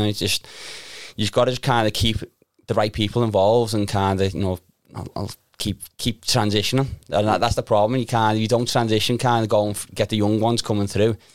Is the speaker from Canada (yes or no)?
no; Liverpool, North West England, United Kingdom; I grew up in Crocky Park